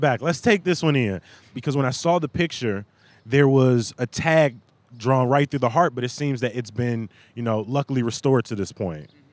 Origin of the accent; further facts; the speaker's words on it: Chicago, Illinois, United States; Growing up in Chatham